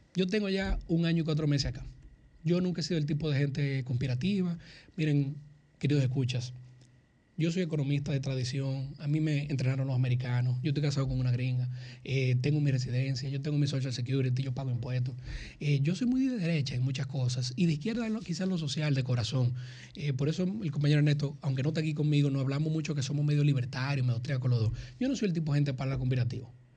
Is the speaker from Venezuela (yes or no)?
no; Dominican Republic; also born or lived in United States; se lo digo como dominicano, se lo digo como americano